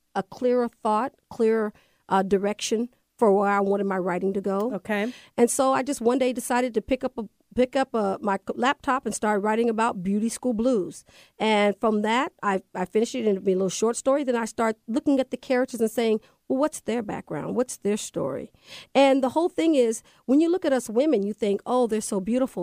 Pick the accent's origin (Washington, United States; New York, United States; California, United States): Washington, United States; Everett; moved away as an adult; also born or lived in Kirkland, Washington / Seattle, Washington; now in Las Vegas, United States; I grew up in Everett, Washington, right off Mukilteo Boulevard. From there, I moved to Kirkland, where I graduated from Juanita High School